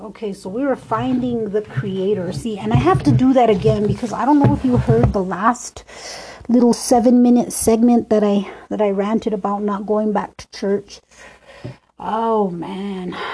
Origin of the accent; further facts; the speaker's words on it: Minnesota, United States; also born or lived in Duluth, Minnesota; That's my hometown. It's not called Death Row, but it is called Row